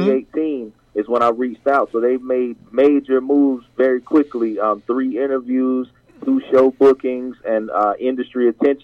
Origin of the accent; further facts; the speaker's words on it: the South, United States; now in Little Rock, United States; I'm not from New York. I'm not born in New York. I'm from down south, calling actually from Little Rock, Arkansas now, doing work and business here.